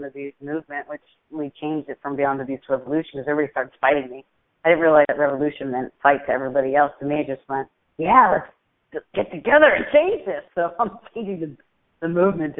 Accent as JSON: {"language": "English", "region": "New York", "country": "United States", "tie": "born or raised there", "said": "when I grew up in New York"}